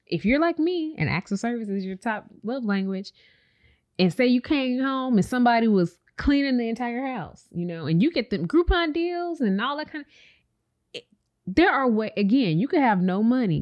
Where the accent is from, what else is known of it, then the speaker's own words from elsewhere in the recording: Chicago, Illinois, United States; we're from Chicago